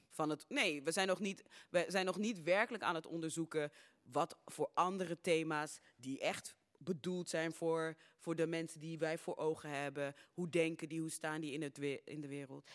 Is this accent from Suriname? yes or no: yes; Suriname; now in Netherlands; geboren in Suriname